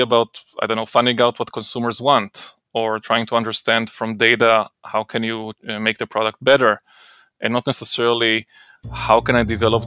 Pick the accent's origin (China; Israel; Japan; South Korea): Israel; moved away as an adult; now in United States; I grew up in Israel